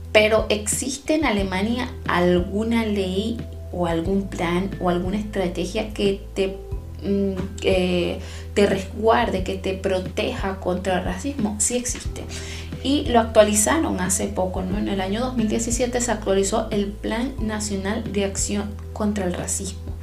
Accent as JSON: {"language": "Spanish", "country": "Venezuela", "tie": "born or raised there", "also_born_or_lived": "Chile", "moved": "yes", "lives_now": "Germany", "said": "Yo soy venezolana y en mi propio país experimenté las mayores experiencias racistas eh, eh, que, tengo en mi, en mi haber, las experimenté en mi país, aunque era mi país, aunque yo nací ahí"}